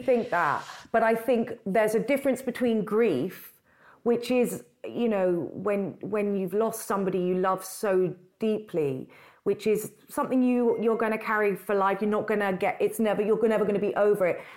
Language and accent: English; London, United Kingdom; I grew up in London